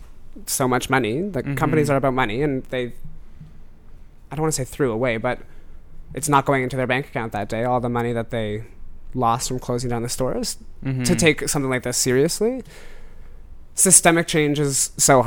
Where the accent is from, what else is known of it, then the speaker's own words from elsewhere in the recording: Oakville, Ontario, Canada; now in Toronto, Canada; Growing up in Oakville as a white boy.